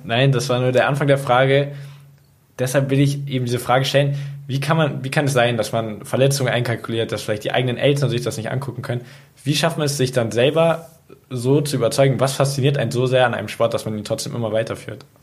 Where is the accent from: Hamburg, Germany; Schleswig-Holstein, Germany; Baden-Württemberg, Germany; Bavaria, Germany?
Bavaria, Germany; Munich; Ich selber habe ja in München ich lebe auch in München, auch als Jugendlicher